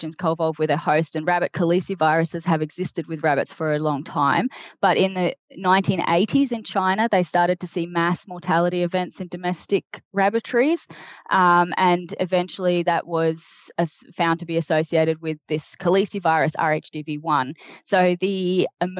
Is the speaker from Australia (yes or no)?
yes; Australia